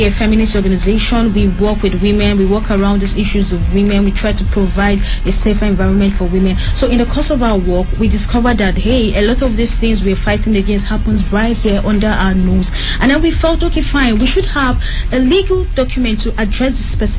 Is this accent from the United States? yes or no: no; Nigeria